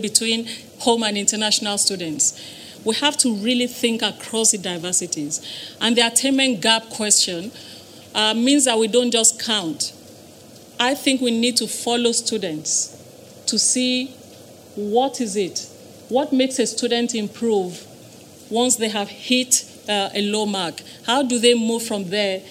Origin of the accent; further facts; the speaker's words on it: Nigeria; moved away; the era in which I grew up in Nigeria